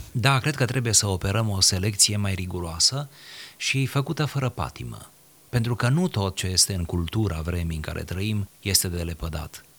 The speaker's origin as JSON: {"language": "Romanian", "country": "Romania", "said": "suntem români"}